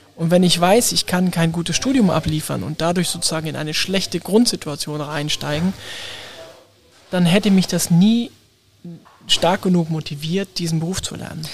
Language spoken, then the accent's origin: German; Hamburg, Germany; first language German; als Hamburger, als Norddeutscher, als Deutscher